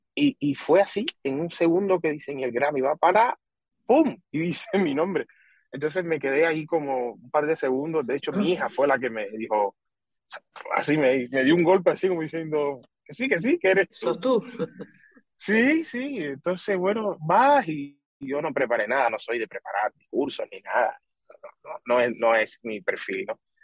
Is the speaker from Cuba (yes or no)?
yes; Pinar del Río, Cuba; born or raised there; now in Spain